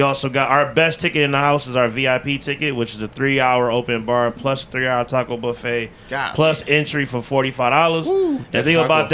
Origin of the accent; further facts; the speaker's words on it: Michigan, United States; moved away; I'm from Michigan where it's more like chill and relax